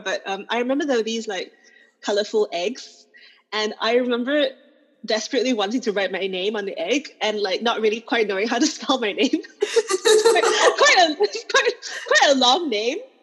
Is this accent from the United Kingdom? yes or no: no; Singapore; as a Singaporean writer